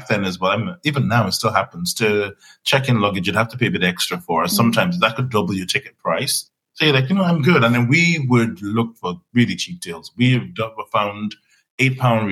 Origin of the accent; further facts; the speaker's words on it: Nigeria; now in United Kingdom; I grew up in Nigeria.